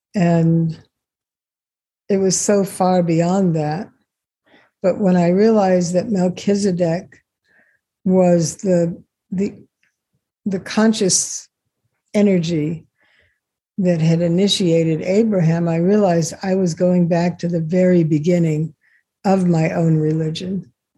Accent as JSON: {"language": "English", "country": "Israel", "tie": "born there", "said": "You know, I was born in Israel."}